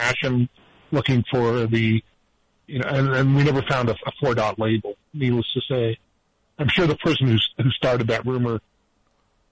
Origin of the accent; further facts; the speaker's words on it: Eastern Nevada, United States; I grew up in Eastern Nevada